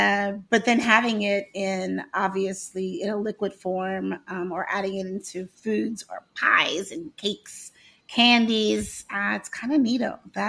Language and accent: English; the South, United States; I am from the South, but I just love how much land and how much we can grow in the South.